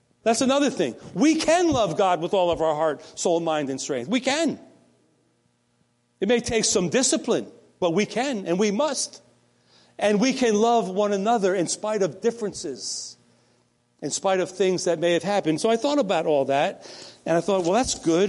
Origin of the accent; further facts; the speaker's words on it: the New York area, United States; I'm from the New York area right near Connecticut